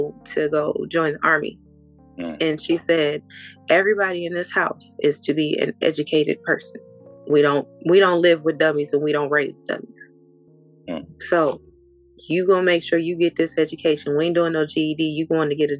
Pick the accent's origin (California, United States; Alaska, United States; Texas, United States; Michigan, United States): Michigan, United States; Grand Rapids; I am from Grand Rapids, Michigan. Close to Detroit.